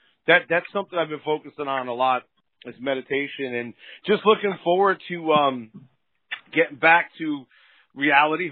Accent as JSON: {"language": "English", "region": "New Jersey", "country": "United States", "moved": "yes", "lives_now": "Las Vegas, United States", "said": "I'm originally from New Jersey, so when I go back home"}